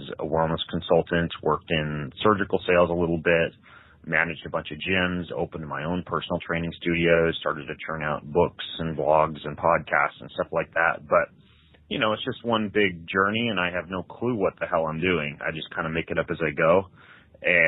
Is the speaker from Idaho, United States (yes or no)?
yes; Lewiston, Idaho, United States; moved away as an adult; also born or lived in Moscow, Idaho / Post Falls, Idaho; now in Spokane, United States; I grew up in Lewiston, Idaho, which is like 2 hours from here in North Idaho.